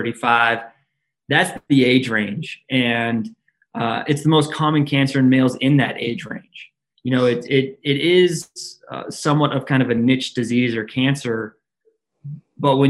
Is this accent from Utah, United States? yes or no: yes; Salt Lake City, Utah, United States; I'm from Salt Lake City, Utah